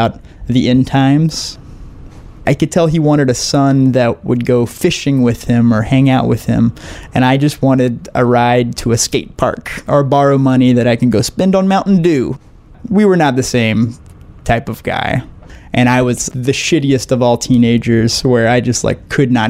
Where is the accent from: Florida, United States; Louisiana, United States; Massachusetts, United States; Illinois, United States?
Louisiana, United States; southern; I am from southern Louisiana, which is very rural, and I'm Cajun French. My family is super Cajun